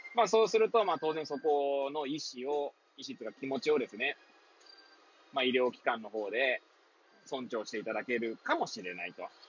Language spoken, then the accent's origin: Japanese; Hachioji, Tokyo, Japan; moved away as an adult; now in Kamaishi, Japan; 八王子生まれ、八王子育ち、東日本大震災の前年より釜石で働く